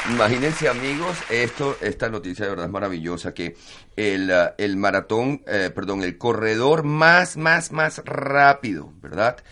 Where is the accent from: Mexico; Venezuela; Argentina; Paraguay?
Venezuela; now in Barcelona, Spain; como venezolano